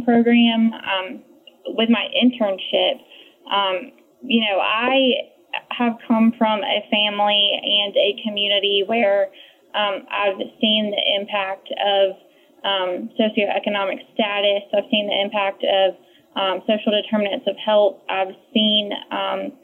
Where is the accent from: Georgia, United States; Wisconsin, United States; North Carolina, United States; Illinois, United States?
North Carolina, United States; I'm from North Carolina